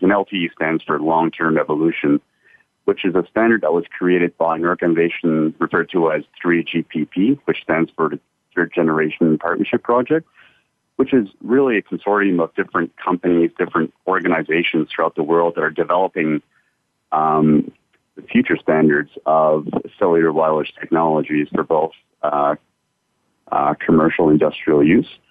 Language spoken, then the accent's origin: English; Canada; moved away as an adult; also born or lived in United States; now in Adelaide, Australia; I'm originally from Canada myself. I've lived in Canada for uh, most of my life